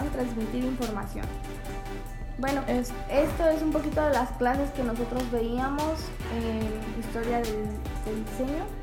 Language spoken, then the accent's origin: Spanish; Mexico